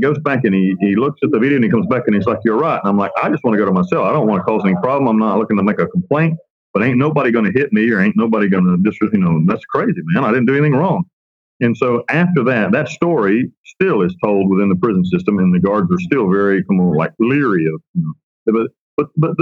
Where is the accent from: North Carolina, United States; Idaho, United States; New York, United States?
North Carolina, United States; Western; I'm from Western North Carolina